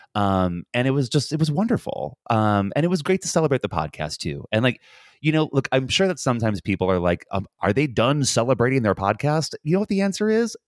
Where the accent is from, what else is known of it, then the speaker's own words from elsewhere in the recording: United States; now in Dublin, Ireland; as an American